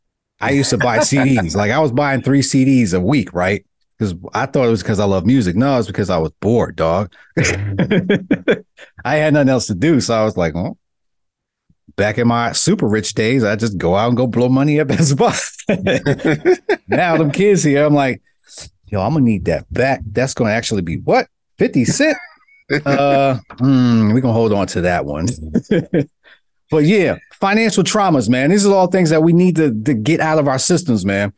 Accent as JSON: {"language": "English", "town": "New York City", "region": "New York", "country": "United States", "tie": "born or raised there", "said": "growing up in Brooklyn"}